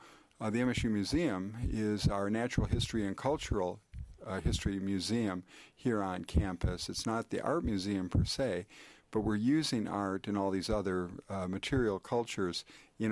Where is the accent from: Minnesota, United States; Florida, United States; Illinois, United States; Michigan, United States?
Michigan, United States; Upper Peninsula of; I'm originally from the Upper Peninsula, came out of a paper mill up in the UP